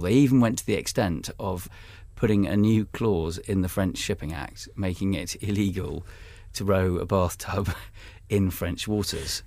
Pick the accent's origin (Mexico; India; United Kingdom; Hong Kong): United Kingdom; I'm British